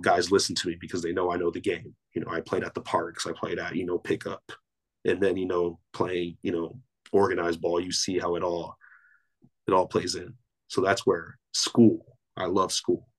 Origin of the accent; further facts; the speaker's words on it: Torrance, California, United States; I grew up in the city of Torrance, California